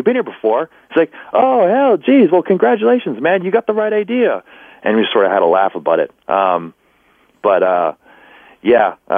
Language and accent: English; Canada; I was from up in Canada